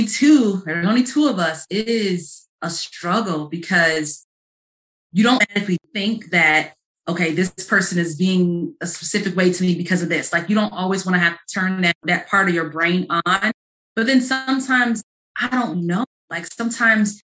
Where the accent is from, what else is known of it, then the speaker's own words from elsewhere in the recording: Chicago, Illinois, United States; moved away as an adult; also born or lived in Ohio; I'm from Chicago